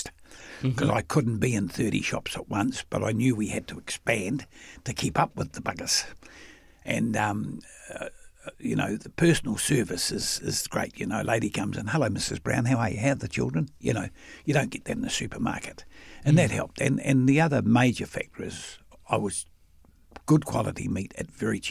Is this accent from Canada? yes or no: no; Wellington, New Zealand; now in Auckland, New Zealand; I'm a simple boy from a working class family in Newtown and Wellington.